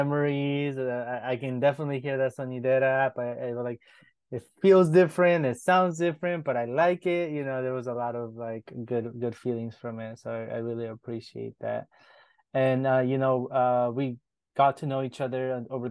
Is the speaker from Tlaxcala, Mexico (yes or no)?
no; Mexico City, Mexico; moved away; I was born in Mexico City, where like sonideras is huge